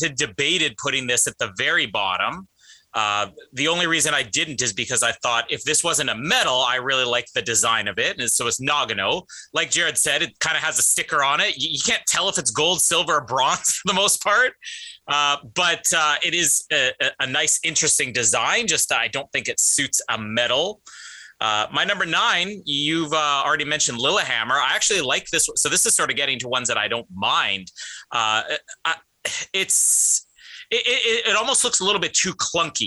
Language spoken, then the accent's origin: English; Canada; moved away; it's my home country